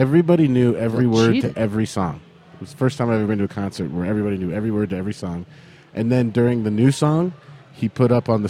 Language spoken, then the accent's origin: English; United States; I'm an American.